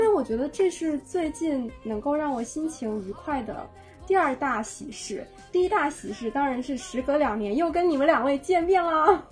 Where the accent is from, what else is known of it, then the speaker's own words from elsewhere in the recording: Changde, Hunan, China; also born or lived in Shanghai; 我老家在湖南常德